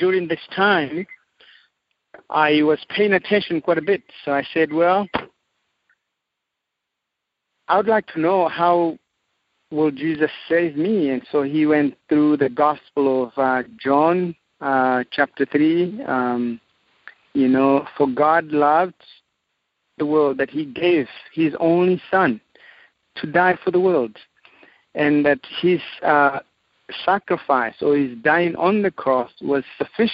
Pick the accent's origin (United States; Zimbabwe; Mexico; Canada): Zimbabwe; now in Zambia; I am from Zimbabwe, Southern Africa. I was born and raised in Africa